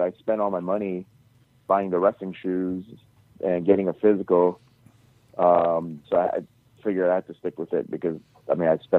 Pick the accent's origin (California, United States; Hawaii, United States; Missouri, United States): Hawaii, United States; moved away; also born or lived in Guam; I grew up in Hawaii.